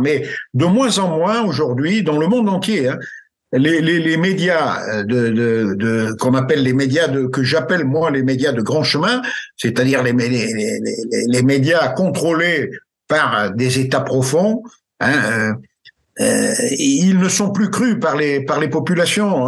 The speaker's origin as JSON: {"language": "French", "country": "France", "said": "chez nous en France"}